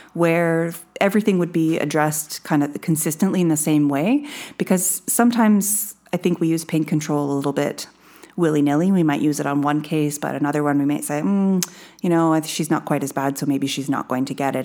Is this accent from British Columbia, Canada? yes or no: no; Bruce County, Ontario, Canada; I grew up in Bruce County, around a lot of beef cattle